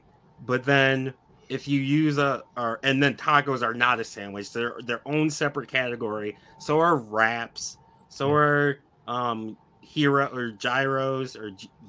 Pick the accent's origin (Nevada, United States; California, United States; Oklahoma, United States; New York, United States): New York, United States; Buffalo; I'm from Buffalo, so it's pop.